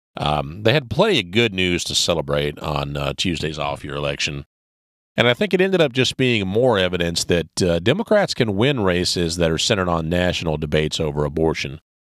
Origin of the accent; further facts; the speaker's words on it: South Carolina, United States; My home state of South Carolina